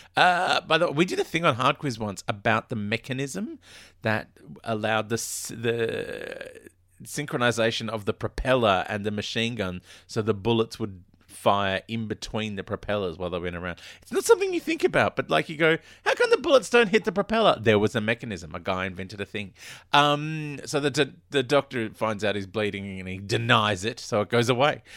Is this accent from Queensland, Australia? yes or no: no; Melbourne, Victoria, Australia; I grew up in Brunswick.